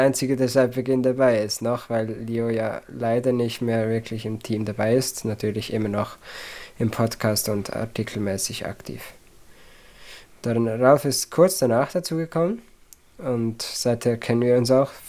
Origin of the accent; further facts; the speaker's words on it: Zurich, Switzerland; Ja, ich komme aus dem Zürcher Oberland, also Kanton Zürich, äh, die ländliche Version davon quasi. Ähm, in der Schweiz, wie gesagt, und bis heute lebe ich da auch noch.